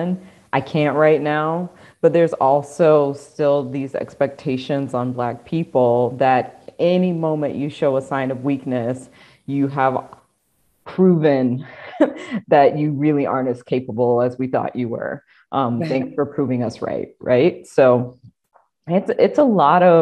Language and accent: English; South Carolina, United States; I am a Black woman from the Deep South. I am from South Carolina.